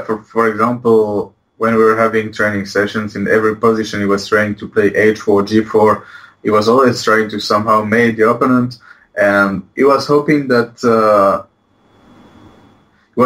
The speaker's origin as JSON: {"language": "English", "town": "Poitiers", "region": "Nouvelle-Aquitaine", "country": "France", "second_language": "English", "moved": "as an adult", "lives_now": "Barcelona, Spain", "said": "I'm from Poitiers"}